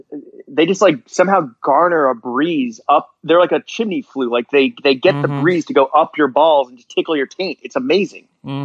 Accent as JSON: {"language": "English", "town": "Miami", "region": "Florida", "country": "United States", "said": "because I'm from Miami."}